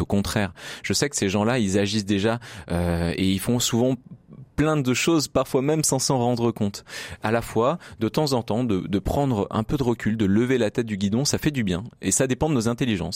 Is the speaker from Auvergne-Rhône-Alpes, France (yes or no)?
yes; Grenoble, Auvergne-Rhône-Alpes, France; je suis grenoblois